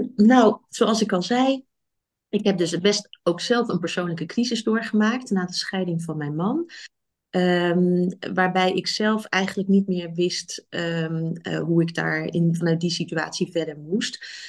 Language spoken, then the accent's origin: Dutch; Rotterdam, South Holland, Netherlands; moved away as an adult; now in Nijmegen, Netherlands; Ik kom uit Rotterdam oorspronkelijk